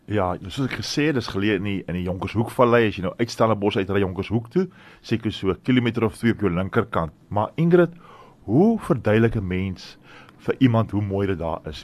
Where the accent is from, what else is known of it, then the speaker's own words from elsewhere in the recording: Stellenbosch, Western Cape, South Africa; ek het groot geword op Stellenbosch.